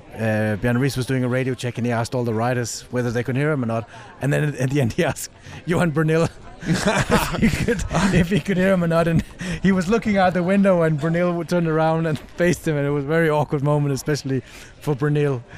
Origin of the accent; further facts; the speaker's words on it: Denmark; my home country in Denmark